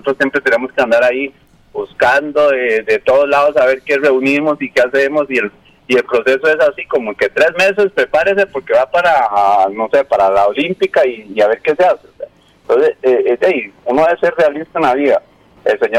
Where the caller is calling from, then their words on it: Pavas, San José, Costa Rica; de Pavas.